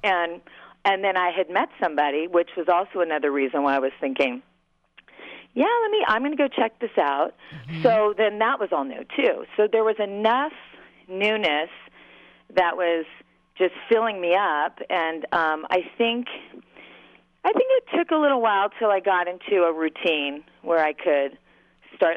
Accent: Southern California, United States; moved away as an adult; also born or lived in Long Beach / Los Angeles; now in Minneapolis, United States; I'm from Southern California

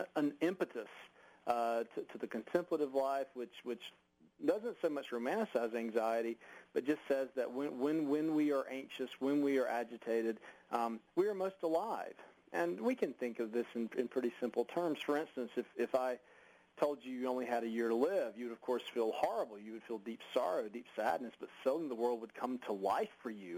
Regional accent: United States

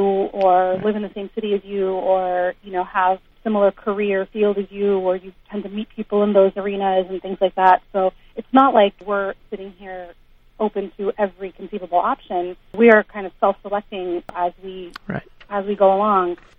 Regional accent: United States; I was raised like in the United States

